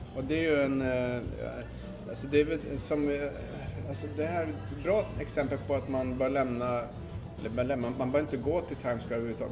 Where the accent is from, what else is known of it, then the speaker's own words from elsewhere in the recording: Sweden; now in New York, United States; hemma i Sverige